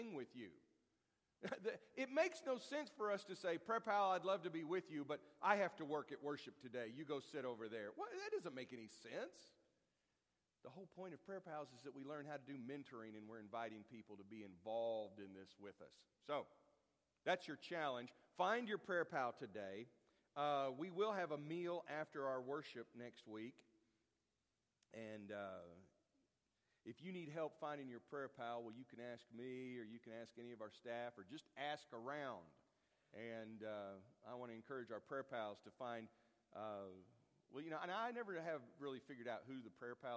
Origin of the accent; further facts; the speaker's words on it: United States; I'm an American, and I'm thankful for it